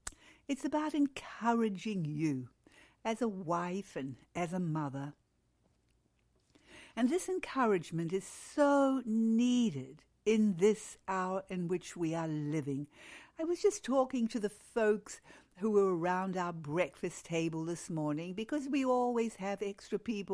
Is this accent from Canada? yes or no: no; New Zealand; moved away; I can remember that when we moved to Australia from New Zealand.